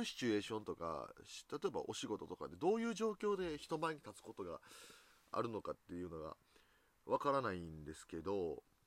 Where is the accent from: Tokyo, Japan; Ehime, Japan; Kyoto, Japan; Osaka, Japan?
Osaka, Japan; 僕大阪人なんでこう、すぐにこう、笑いに走ってしまう